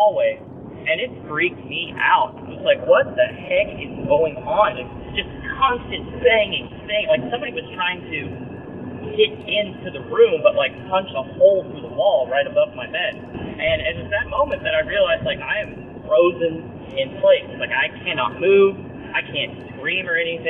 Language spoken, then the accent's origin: English; Tulsa, Oklahoma, United States; moved away as an adult; also born or lived in Fulton, Missouri; I am from Tulsa, Oklahoma